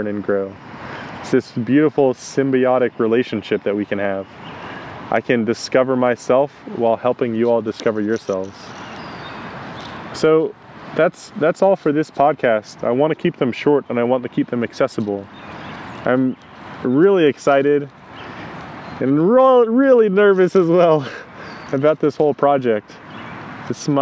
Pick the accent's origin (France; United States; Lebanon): United States; I grew up in the United States, very traditional childhood, nothing out of the ordinary.